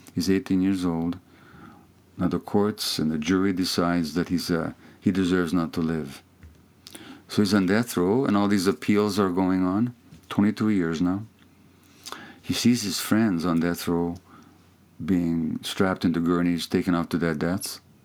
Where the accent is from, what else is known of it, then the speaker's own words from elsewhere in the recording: Hungary; first language Hungarian; English is a second language; moved away; that's my native language, my mother tongue, although I I'm more fluent in English now